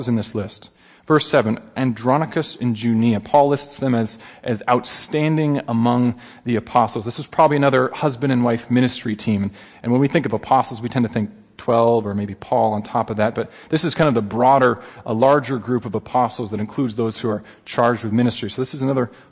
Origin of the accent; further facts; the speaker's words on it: Alaska, United States; I'm from Alaska